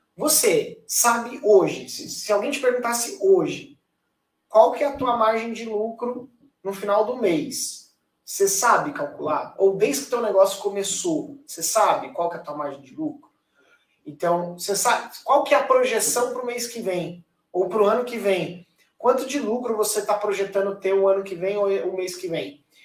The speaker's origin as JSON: {"language": "Portuguese", "country": "Brazil", "said": "nós como brasileiros"}